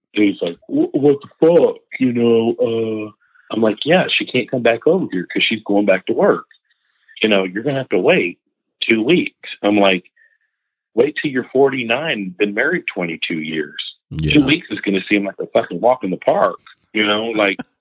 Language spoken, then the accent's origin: English; Indiana, United States; I'm from Indiana.